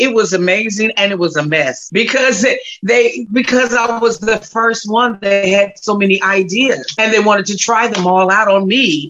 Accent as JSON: {"language": "English", "town": "Gary", "region": "Indiana", "country": "United States", "tie": "born or raised there", "said": "I'm originally from Gary, Indiana"}